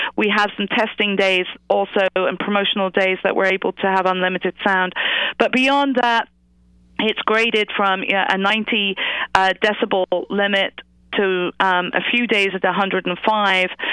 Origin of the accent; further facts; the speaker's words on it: England, United Kingdom; accent: British; moved away as an adult; now in United States; I grew up in England. Uh, I was a school teacher. I moved to the United States